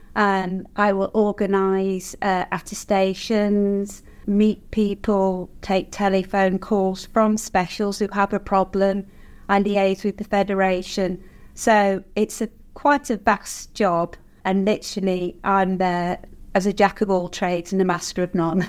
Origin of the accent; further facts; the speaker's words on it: Nosa, West Midlands, United Kingdom; I've born and bred in Nosa, lived in Nosa all my life